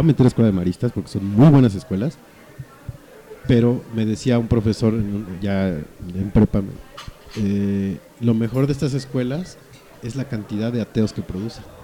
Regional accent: Mexico City, Mexico; es DF, es la capital, puerco. Somos capitalinos

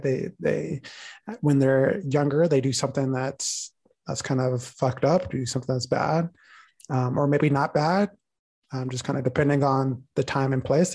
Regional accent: United States; living and growing up in the United States, I'm constantly reminded that I am a black boy

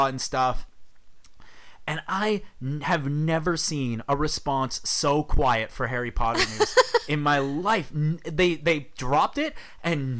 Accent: Canada; we're Canadian

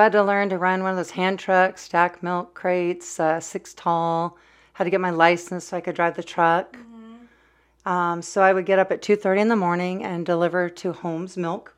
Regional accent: California, United States; now in Oregon, United States; I'm a Californian, uh, now in Oregon

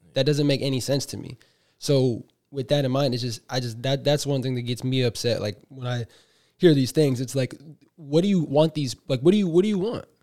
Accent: Bay Area, California, United States; we're both from the Bay

